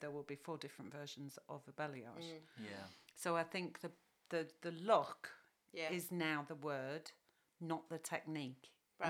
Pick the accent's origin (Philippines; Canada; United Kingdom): United Kingdom; You know, we're British, so Australia.